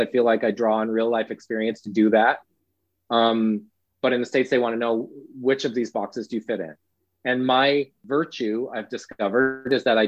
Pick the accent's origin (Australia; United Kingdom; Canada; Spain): Canada; East Coast Canada, Atlantic Canada; as a Canadian, self-deprecating by nature, and East Coast Canadian, especially self-deprecating